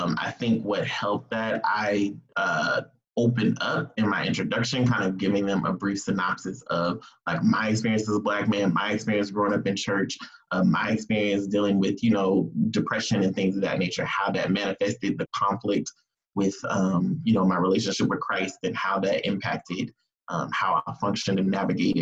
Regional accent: California, United States; moved away as an adult; also born or lived in Georgia; I moved to Georgia from California.

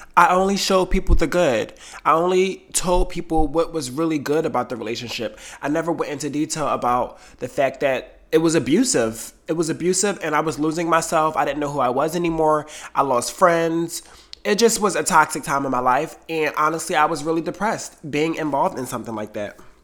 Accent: Delaware, United States; moved away as an adult; also born or lived in New York City; I left Delaware, my hometown, and moved to New York City

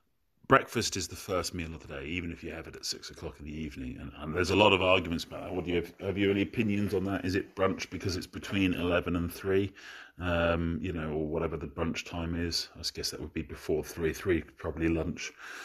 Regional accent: Scotland, United Kingdom; moved away; I went back to my hometown, which is right up north, and having a few drinks, listening to the locals, my accent started to creep back in a little bit.

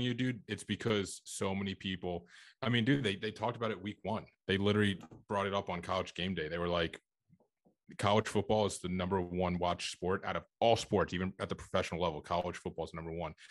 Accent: forty minutes outside Philadelphia, Pennsylvania, United States; moved away; also born or lived in Staten Island, New York / New York City; I grew up in Pennsylvania, um, a little bit, like, forty minutes outside Philadelphia.

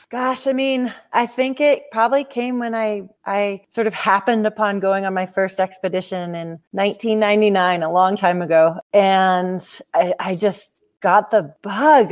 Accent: Seattle, Washington, United States; now in Telluride, United States; Right now I'm in Telluride, Colorado. So I've lived here about 20 years, but I grew up in Seattle, Washington

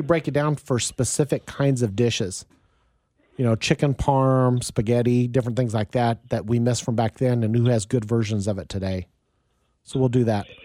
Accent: Wichita, Kansas, United States; moved away as an adult; also born or lived in Topeka; now in Kansas City, United States; I grew up in Wichita, went to college to Topeka, and I moved to Kansas City in 1986

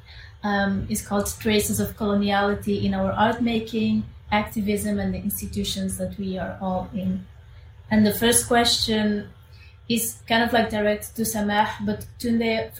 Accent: Spain; now in Antwerp, Belgium; I am Amazigh. I was born in Spain

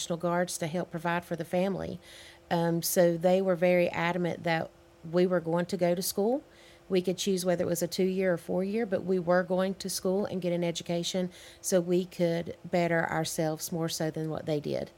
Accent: Hudson, North Carolina, United States; also born or lived in Granite Falls, North Carolina; Being from Caldwell County it's different from being raised in other counties

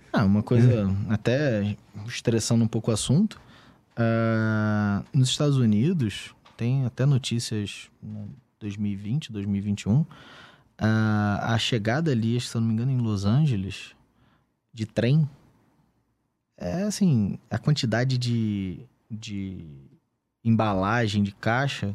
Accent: Rio de Janeiro, Brazil; Eu sou do Rio de Janeiro.

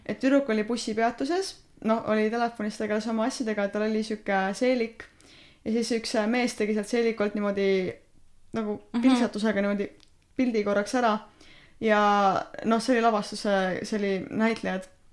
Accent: Estonia; ma olen eestlane

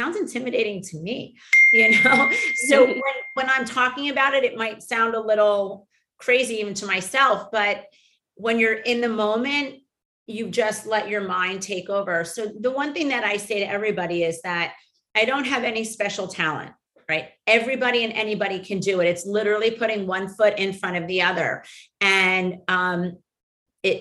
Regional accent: Miami, Florida, United States; born or raised there

